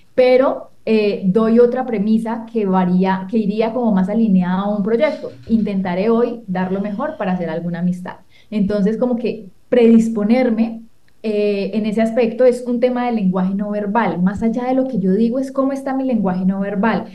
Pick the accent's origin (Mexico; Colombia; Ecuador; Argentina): Colombia; soy de Colombia